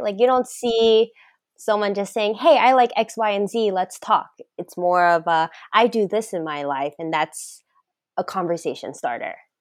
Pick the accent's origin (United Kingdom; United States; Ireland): United States; the South; I'm from the South